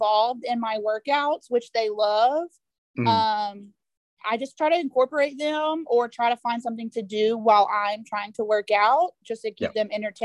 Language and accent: English; Texas, United States; I'm from Texas